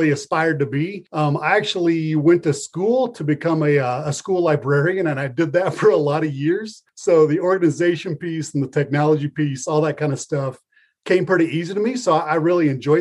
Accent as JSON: {"language": "English", "region": "Northwest Kansas", "country": "United States", "tie": "born or raised there", "moved": "yes", "lives_now": "Lyons, United States", "said": "I grew up in Northwest Kansas, a farmer."}